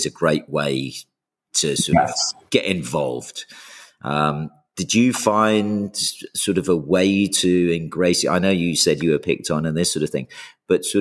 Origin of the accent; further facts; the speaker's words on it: Houston, Texas, United States; first language English; also born or lived in England; I was the English kids who grew up in Houston, Texas. So I went there in the early 80s